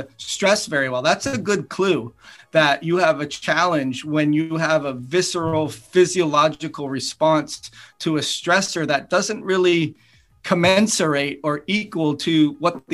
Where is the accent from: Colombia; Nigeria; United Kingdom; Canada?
Canada; moved away as an adult; also born or lived in United States; I grew up in Canada